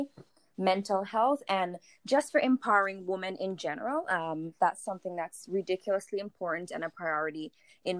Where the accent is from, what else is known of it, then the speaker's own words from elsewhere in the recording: St. Vincent & Grenadines; moved away as an adult; now in Winnipeg, Canada; I'm from the Caribbean, a little island in St. Vincent and the Grenadines.